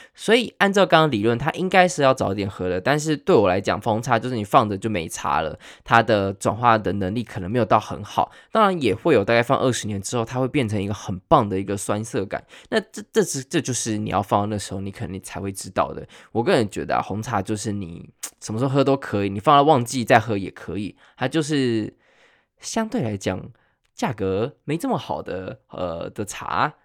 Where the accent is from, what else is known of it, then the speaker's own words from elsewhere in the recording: Taiwan; 我们台湾人